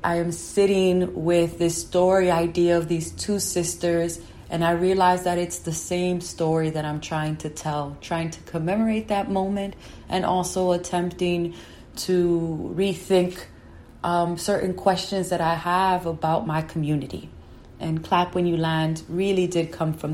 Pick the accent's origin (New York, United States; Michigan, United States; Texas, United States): New York, United States; New York City; I was born and raised in New York